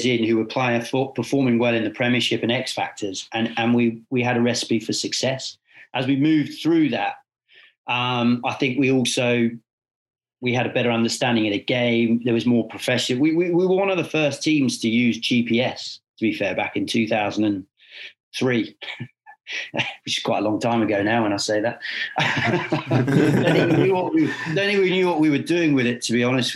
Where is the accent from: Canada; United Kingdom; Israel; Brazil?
United Kingdom; England; as an Englishman